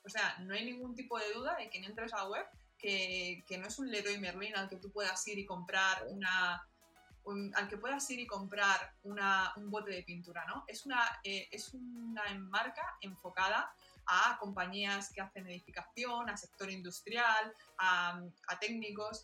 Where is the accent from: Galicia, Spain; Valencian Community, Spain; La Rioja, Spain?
Valencian Community, Spain; Alicante; yo soy de Alicante